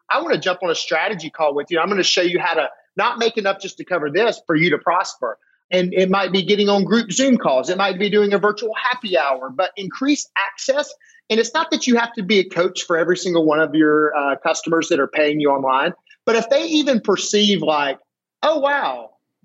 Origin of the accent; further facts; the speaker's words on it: Alabama, United States; I'm from Alabama